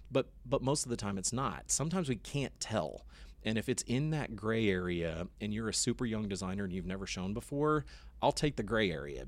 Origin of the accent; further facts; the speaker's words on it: Austin, Texas, United States; I grew up in Austin